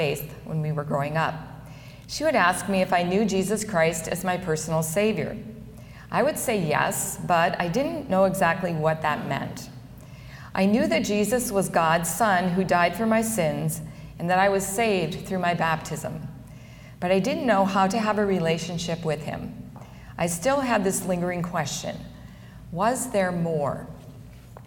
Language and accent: English; Park River, North Dakota, United States; I grew up in Park River, a small farming community in the beautiful Red River Valley of North Dakota